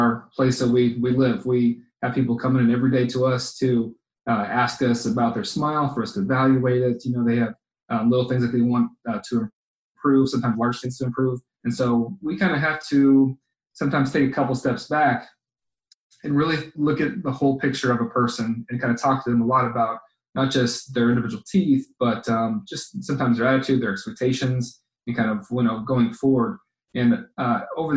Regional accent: Cape Coral, Florida, United States; I grew up in Cape Coral

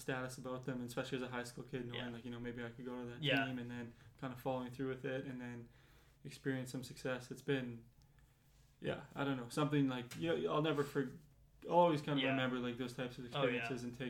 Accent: Winnipeg, Manitoba, Canada; moved away as an adult; I'm from Winnipeg.

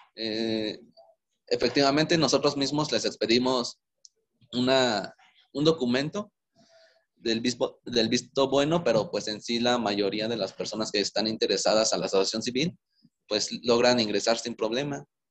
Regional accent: Veracruz, Mexico; moved away as an adult; also born or lived in Querétaro; now in Morelia, Mexico; soy originario de Veracruz, Llevo casi siete años viviendo en Morelia

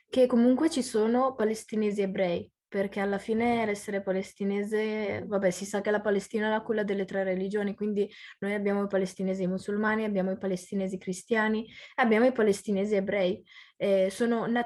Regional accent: Italy; io sono nata e cresciuta in Italia, quindi a livello di cittadinanza sono italiana, italianissima, però se mi vai a chiedere cosa sei o che origine hai o cosa sei tu in generale, ti dico sono palestinese.

